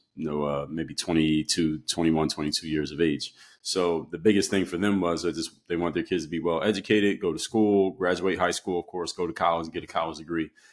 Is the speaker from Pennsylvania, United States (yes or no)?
yes; Philadelphia, Pennsylvania, United States; where I come from, and I'm from Philadelphia, PA. So when you come from the city, especially the East Coast in the era that I came from, everybody plays basketball